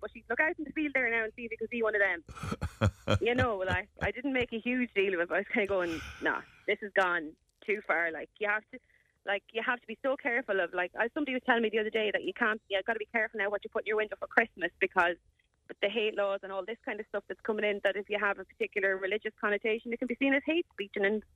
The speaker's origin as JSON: {"language": "English", "country": "Ireland", "said": "it's nearly like you're not allowed to be Irish anymore"}